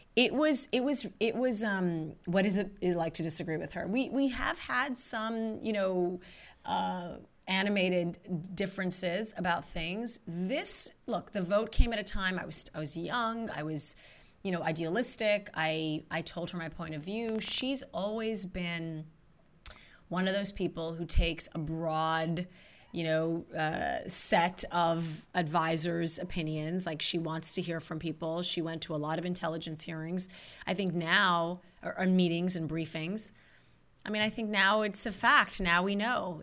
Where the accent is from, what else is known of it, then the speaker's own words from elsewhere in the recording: Saudi Arabia; moved away; growing up in Saudi Arabia